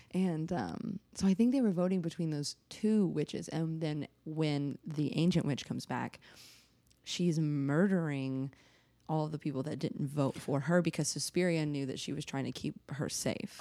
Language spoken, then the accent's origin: English; Nashville, Tennessee, United States; I'm from Nashville